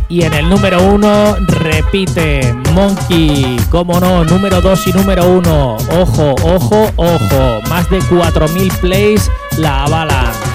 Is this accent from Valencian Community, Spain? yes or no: yes; Valencian Community, Spain; de Valencia, de mi tierra